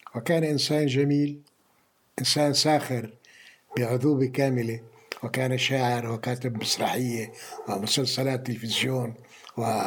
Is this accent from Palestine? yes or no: yes; Palestine; also born or lived in France; now in Jordan; أنا طالب فلسطيني